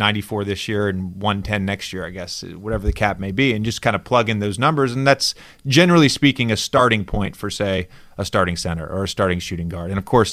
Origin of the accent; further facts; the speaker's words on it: Virginia, United States; also born or lived in Tennessee; I grew up in Virginia, but I was born in Tennessee.